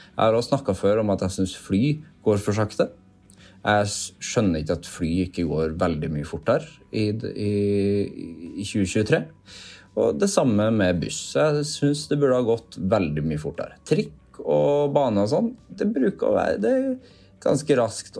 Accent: Trøndelag, Norway; jeg er trønder

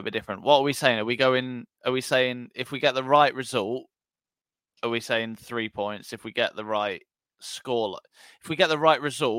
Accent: Midlands, United Kingdom; We're from nowhere near Portsmouth. We're from the Midlands.

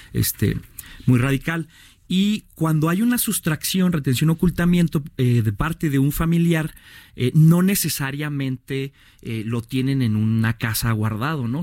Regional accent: Ciudad Juárez, Chihuahua, Mexico; yo soy oriundo de Ciudad Juárez

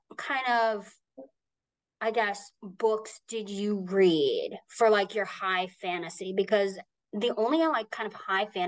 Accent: United States; I am American

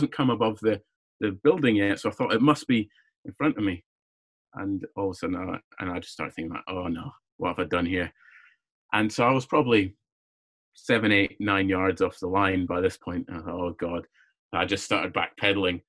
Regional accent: Scotland, United Kingdom; I was born in Scotland

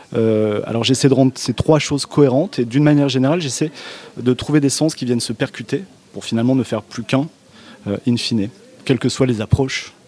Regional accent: Périgord Noir, near Sarlat, Nouvelle-Aquitaine, France; je suis du Périgord Noir, donc de Sarlat, en Périgord Noir, proche de Sarlat

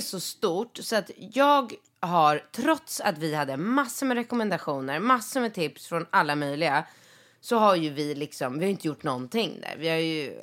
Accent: Sweden; jag då som är en svensk eh, tjej.

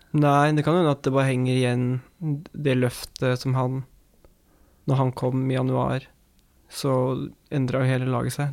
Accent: Norway; for meg som nordmann

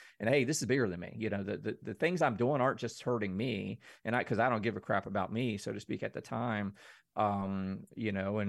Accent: Mayberry, United States; I come from Mayberry, man, 2000 people, small town, everybody knows everyone.

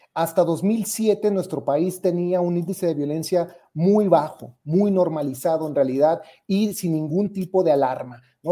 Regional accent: Ciudad Juárez, Chihuahua, Mexico; yo soy originario de Ciudad Juárez

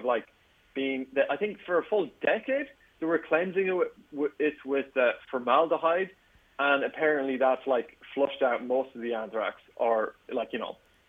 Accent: Ireland; I'm an Irish YouTuber.

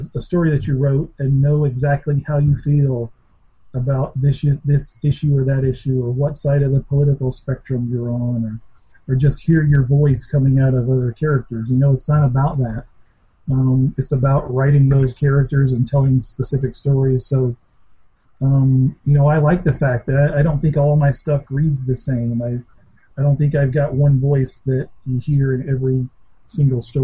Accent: Alabama, United States; I grew up in Alabama

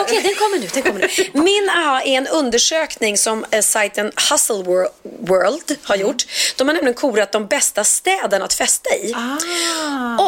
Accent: Stockholm, Stockholm County, Sweden; vi stockholmare

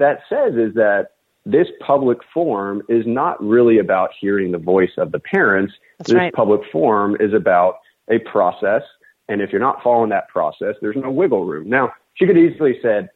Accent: Loudoun County, Virginia, United States; moved away as an adult; also born or lived in New York City; I grew up in Loudoun County

